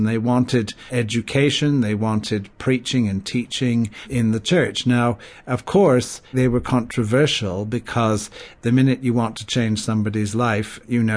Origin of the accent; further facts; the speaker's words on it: Quebec, Canada; also born or lived in Paris, France / Cambridge, England; now in Birmingham, United States; I was born in Canada, in French Canada, to English parents, so grew up in a multicultural environment from the beginning.